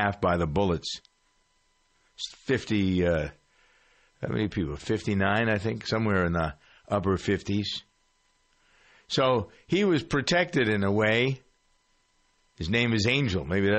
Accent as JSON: {"language": "English", "town": "Framingham", "region": "Massachusetts", "country": "United States", "tie": "born or raised there", "said": "my hometown of Framingham"}